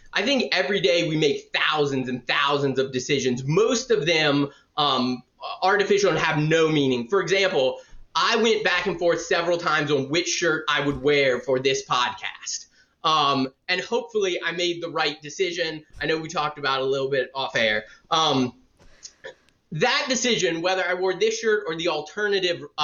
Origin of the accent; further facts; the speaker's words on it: Savannah, Georgia, United States; also born or lived in Florida; now in Atlanta, United States; I was born and raised in Savannah, Georgia